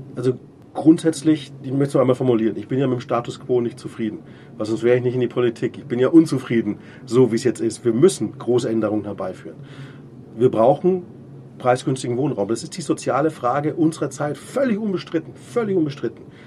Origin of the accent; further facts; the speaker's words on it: Munich, Bavaria, Germany; jetzt bin ich Münchner